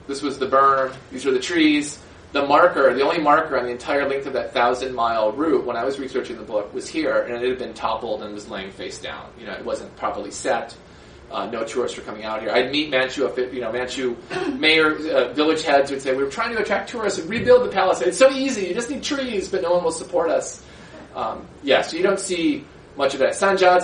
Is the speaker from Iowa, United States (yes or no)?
no; Minnesota, United States; moved away as an adult; also born or lived in Beijing, China / Jilin, China; I'm from Minnesota, from a very rural area. My where I grew up is mostly rose farms